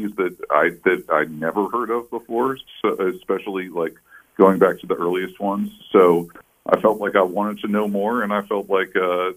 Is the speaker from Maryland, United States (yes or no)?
yes; Baltimore, Maryland, United States; Baltimore Sun, my hometown newspaper